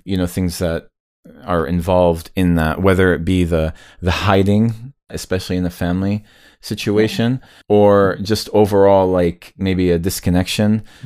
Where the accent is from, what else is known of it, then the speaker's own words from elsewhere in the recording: United States; as an American like kid growing up